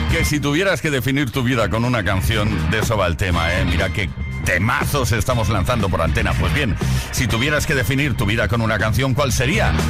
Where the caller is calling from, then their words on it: Málaga, Andalusia, Spain; Buenas tardes, Playquisero … de Málaga.